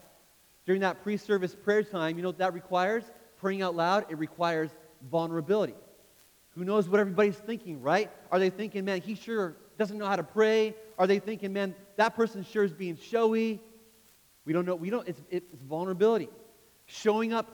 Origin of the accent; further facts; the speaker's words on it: Canada; I grew up in Canada, which means as a kid, I played ice hockey